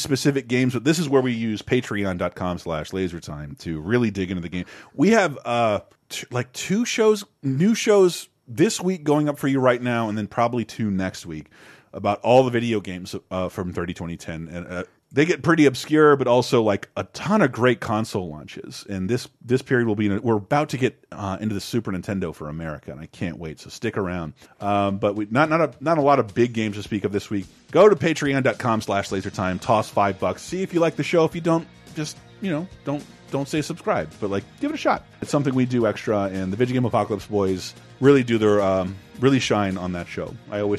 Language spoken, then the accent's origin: English; New York, United States; accent: New York; I'm from New York. You can tell from my accent.